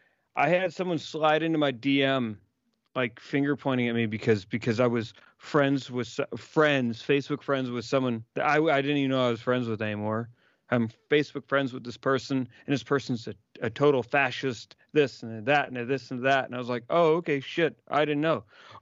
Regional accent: Chicago, Illinois, United States; accent: washy; I was born in Chicago

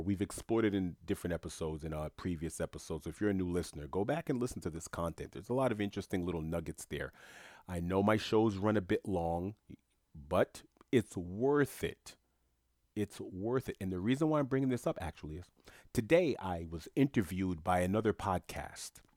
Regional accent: New York City, New York, United States; moved away as an adult; also born or lived in South Florida; When I grew up in Queens, New York

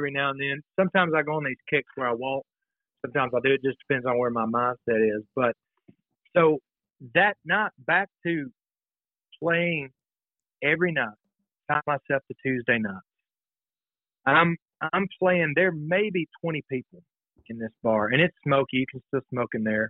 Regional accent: Alabama, United States; moved away; I'm from Alabama

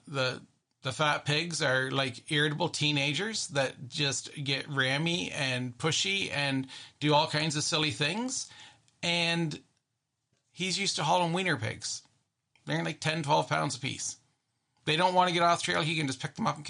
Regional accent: Canada; I'm very Canadian

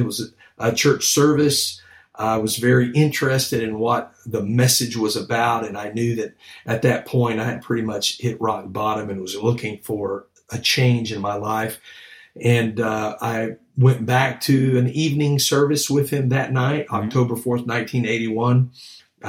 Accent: Houston, Texas, United States; moved away; I grew up in Houston

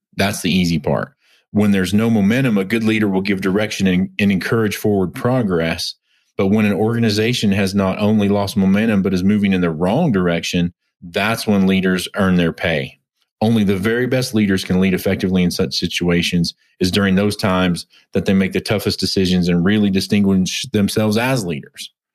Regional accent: United States; also born or lived in Oklahoma / Texas; growing up in Oklahoma and Texas

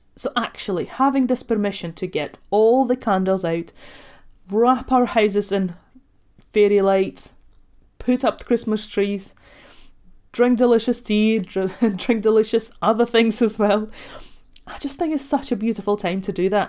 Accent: Ogre, Latvia; moved away; I actually grew up in Latvia, so I was born and raised in Russian family

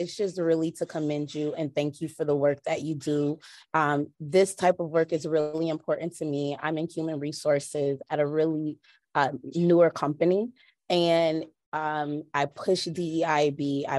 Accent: United States; as an African-American, growing up in America

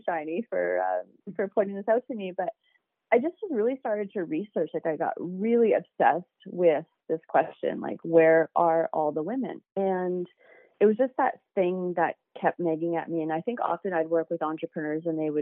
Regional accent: Calgary, Alberta, Canada; I grew up in Calgary and I still call Calgary home.

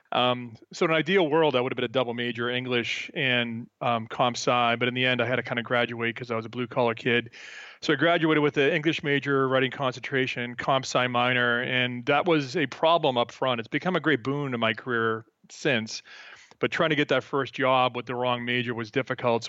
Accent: Boston, Massachusetts, United States; moved away as an adult; now in Peaks Island, Maine, United States; I'm from Boston originally

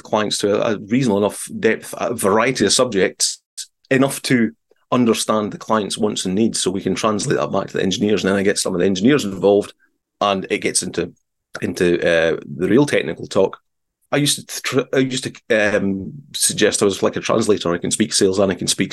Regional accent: south of Aberdeen, Scotland, United Kingdom; I'm not from the Aberdeen area. I'm from a little further south

